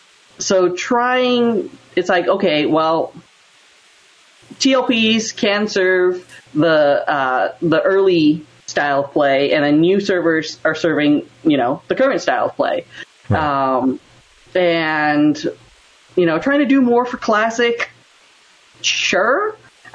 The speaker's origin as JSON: {"language": "English", "region": "Colorado", "country": "United States", "tie": "born or raised there", "also_born_or_lived": "Cactus, Texas", "moved": "as an adult", "lives_now": "Southern California, United States", "said": "I was basically raised in Colorado"}